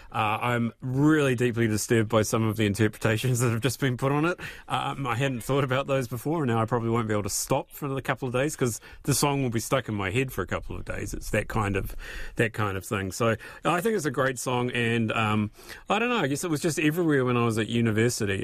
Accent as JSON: {"language": "English", "town": "Christchurch", "region": "Canterbury", "country": "New Zealand", "tie": "born or raised there", "also_born_or_lived": "Scotland / England", "accent": "New Zealand", "said": "I came over to New Zealand and went to primary school in Christchurch and got that beaten out of me pretty darn quickly. And now I have my New Zealand accent"}